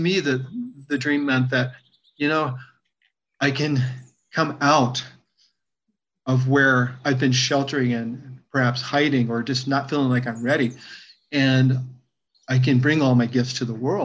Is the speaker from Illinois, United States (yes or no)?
no; Virginia, United States; growing up in Virginia